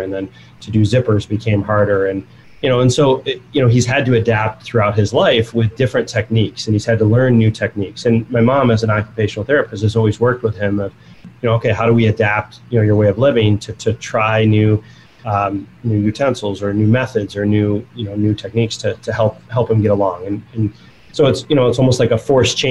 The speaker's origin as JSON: {"language": "English", "town": "Buffalo", "region": "New York", "country": "United States", "tie": "born or raised there", "said": "I grew up in Buffalo, New York, the outside of Buffalo"}